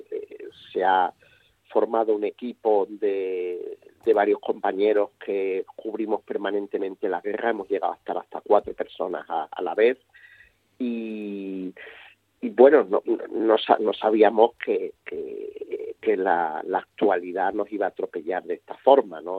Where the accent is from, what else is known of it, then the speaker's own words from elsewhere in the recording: Spain; a nosotros como españoles